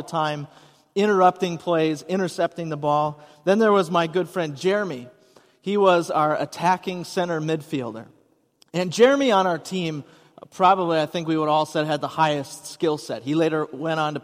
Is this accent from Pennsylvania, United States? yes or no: no; Hudson, Wisconsin, United States; moved away; I grew up in Hudson